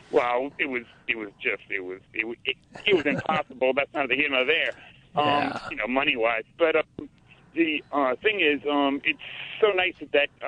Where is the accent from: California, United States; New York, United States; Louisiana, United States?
Louisiana, United States; New Orleans; I, am I'm, I'm from New Orleans too.